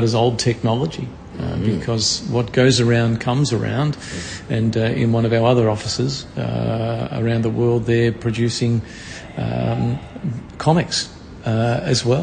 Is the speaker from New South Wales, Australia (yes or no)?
no; Melbourne, Victoria, Australia; I'm from Melbourne, born and bred in Melbourne